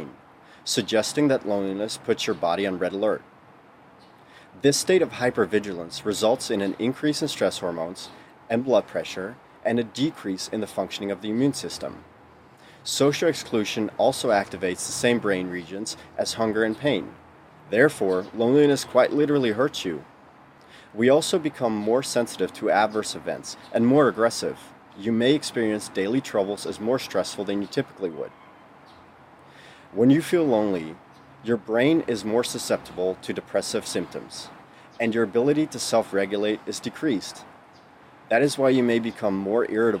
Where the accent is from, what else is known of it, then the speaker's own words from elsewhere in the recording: Netherlands; moved away as an adult; now in United States; born and raised in the Netherlands for the first 20 years of my life